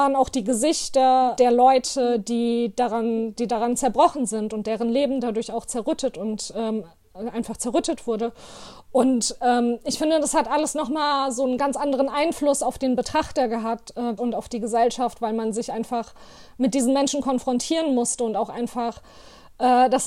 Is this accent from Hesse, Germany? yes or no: yes; Hanau, Hesse, Germany; now in Offenbach, Germany; aus Offenbach. Ich bin geboren und aufgewachsen in Hanau